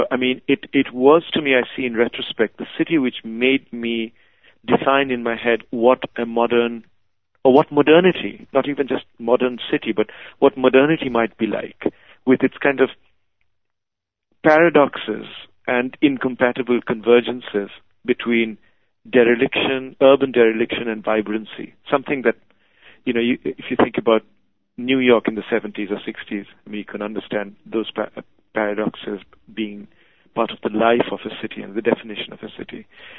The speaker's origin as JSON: {"language": "English", "town": "Mumbai", "region": "Maharashtra", "country": "India", "tie": "born or raised there", "also_born_or_lived": "Calcutta, India / England", "moved": "as an adult", "lives_now": "Kolkata, India", "said": "I was born in Calcutta, so I had this sort of feeling for it as a city. Also, my extended family, some of them lived there. I grew up in Bombay, which was a slightly different kind of city. When I was growing up in Bombay in the 60s and 70s"}